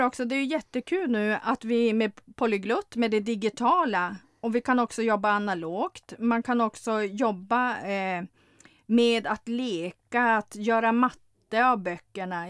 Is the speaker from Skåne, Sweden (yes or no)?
no; Lövånger, Västerbotten County, Sweden; jag kommer från norra Sverige, från Lövånger